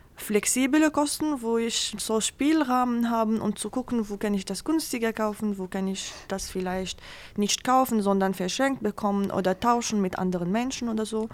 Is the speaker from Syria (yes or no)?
yes; Syria; German is a second language; moved away as an adult; now in Germany; weil ich auch aus Syrien komme